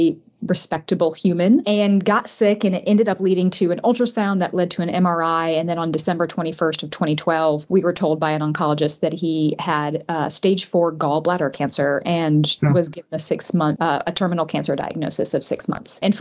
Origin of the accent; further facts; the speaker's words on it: Indianapolis, Indiana, United States; moved away as an adult; now in Atlanta, United States; We're actually both from Indianapolis, Indiana, originally, and moved to Atlanta in late 2004.